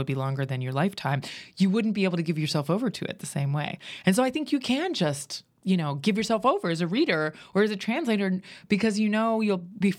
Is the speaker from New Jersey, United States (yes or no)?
no; Pennsylvania, United States; And I grew up in Western Pennsylvania. And so there was no art really happening in the little, you know, Rust Belt dying town where I was born.